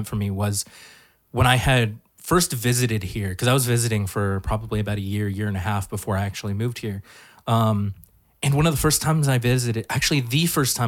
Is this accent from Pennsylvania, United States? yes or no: no; Hacienda Heights, California, United States; I grew up in Hacienda Heights